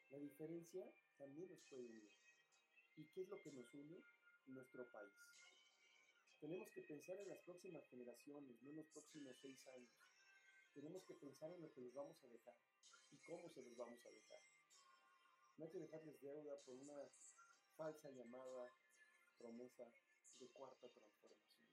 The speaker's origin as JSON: {"language": "Spanish", "country": "Mexico", "said": "Aquí todos somos mexicanos"}